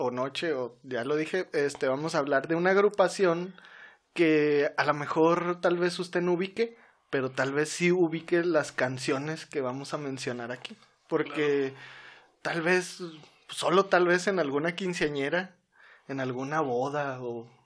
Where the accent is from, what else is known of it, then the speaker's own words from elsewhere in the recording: Saucillo, Chihuahua, Mexico; es como cuando yo antes decía que era de delicias, güey, porque nadie conocía a Saucillo, güey.